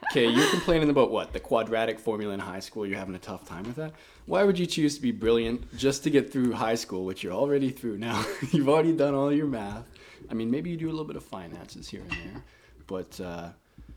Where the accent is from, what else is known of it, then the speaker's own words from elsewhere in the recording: Kelowna, British Columbia, Canada; moved away as an adult; now in Surrey, Canada; I am from Kelowna, born and raised there, moved to Surrey, Vancouver area, about a year and a half ago